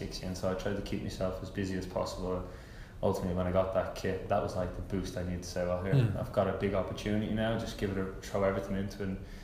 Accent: Ireland; also born or lived in England; now in Atlanta, United States; it was always an Irish kid's dream growing up watching this kind of player, you know, being from your home country

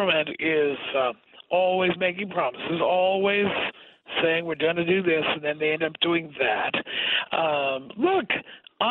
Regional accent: New York City, New York, United States; moved away as an adult; now in Los Angeles, United States; I grew up in New York City. I know. I rode the D train as a child

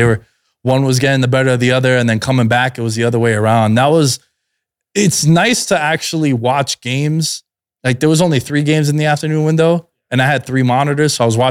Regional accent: New York, United States; born and raised in New York

